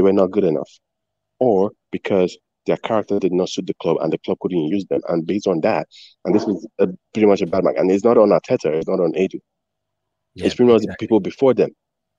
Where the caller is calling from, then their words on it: Canada; I'm from Canada right now.